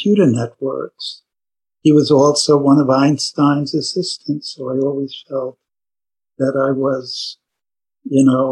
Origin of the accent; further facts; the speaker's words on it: New York City, New York, United States; I grew up in New York City